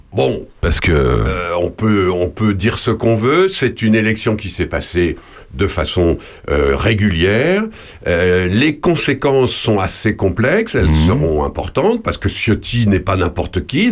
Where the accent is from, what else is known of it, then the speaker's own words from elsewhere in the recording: Ardennes, Grand Est, France; je suis originaire des Ardennes, dans le nord de la France